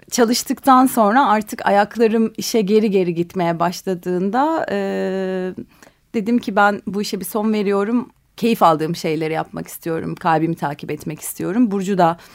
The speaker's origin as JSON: {"language": "Turkish", "town": "Ali Fuat Paşa", "region": "Sakarya", "country": "Turkey", "tie": "born or raised there", "said": "Sakarya'nın küçük bir kasabasında Ali Fuat Paşa'da doğdum büyüdüm. Üniversiteye gidene kadar oradaydım."}